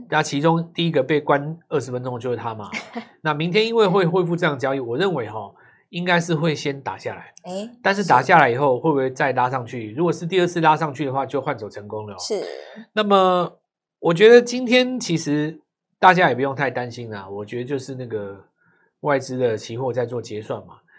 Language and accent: Chinese; Taiwan; 我们台湾人